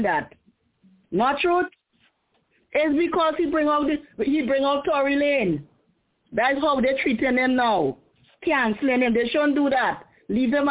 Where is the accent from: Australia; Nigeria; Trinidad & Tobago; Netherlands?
Trinidad & Tobago